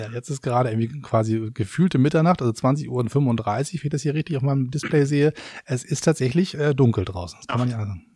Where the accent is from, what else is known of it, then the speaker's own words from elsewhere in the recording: Hamburg, Germany; now in Berlin, Germany; Als Hamburger